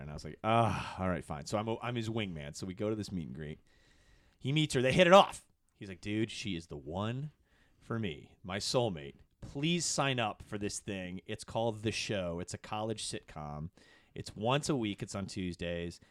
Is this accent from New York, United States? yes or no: no; Ann Arbor, Michigan, United States; moved away as an adult; growing up in Michigan, you know, I'm from Ann Arbor